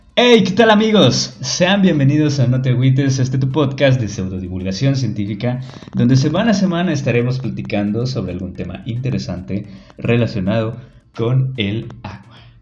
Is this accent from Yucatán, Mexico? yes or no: yes; Yucatán, Mexico; accent: Yucatecan; nuestro hermoso acento yucateco